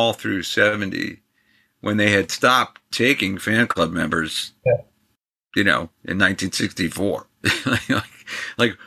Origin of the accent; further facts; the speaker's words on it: New York, United States; I grew up in New York